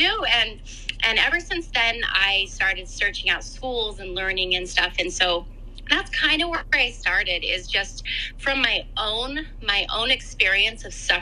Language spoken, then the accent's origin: English; Canada; moved away; I'm from Canada. I grew up on a farm in Canada, and I currently live again in Canada. I've kind of moved around a bit